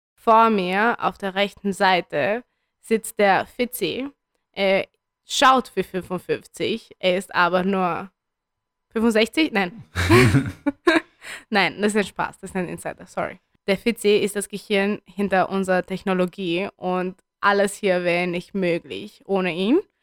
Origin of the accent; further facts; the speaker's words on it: Bucharest, Romania; moved away; ich wurde in Bukarest geboren.